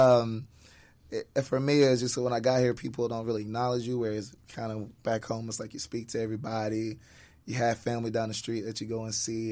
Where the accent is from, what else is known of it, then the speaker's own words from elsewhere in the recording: Atlanta, Georgia, United States; moved away as an adult; growing up in Atlanta